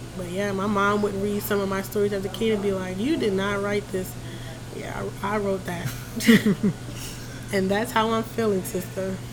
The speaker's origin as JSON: {"language": "English", "town": "Philadelphia", "region": "Pennsylvania", "country": "United States", "tie": "born or raised there", "moved": "yes", "lives_now": "Augusta, United States", "said": "I was born in Philadelphia."}